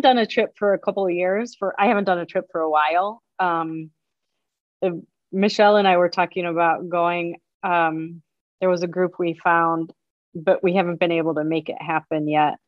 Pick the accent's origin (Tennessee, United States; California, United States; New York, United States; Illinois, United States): Illinois, United States; Chicago; also born or lived in Ann Arbor, Michigan; right here in my hometown